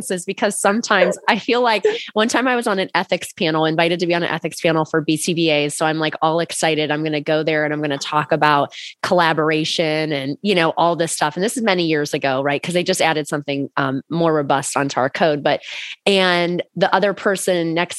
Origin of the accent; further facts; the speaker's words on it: Akron, Ohio, United States; I'm from Northeast Ohio. So I'm like very like, I grew up in Akron.